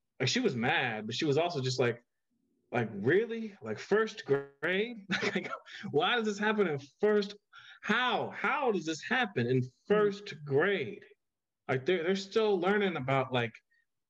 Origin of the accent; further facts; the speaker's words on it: Miamisburg, Ohio, United States; I always tell everyone I'm from Dayton, Ohio, but I'm actually from Miamisburg, Ohio, which is right outside of Dayton